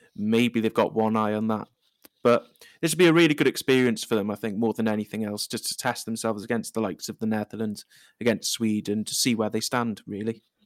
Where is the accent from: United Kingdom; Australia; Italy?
United Kingdom; Wales; now in Cardiff, United Kingdom; I am a Welsh person